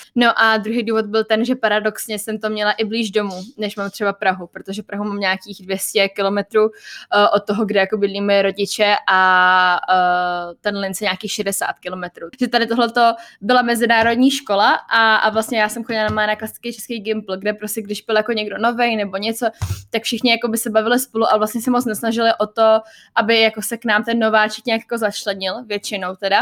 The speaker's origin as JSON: {"language": "Czech", "country": "Czechia", "accent": "Czech", "moved": "yes", "said": "Mám prostě jako český přízvuk"}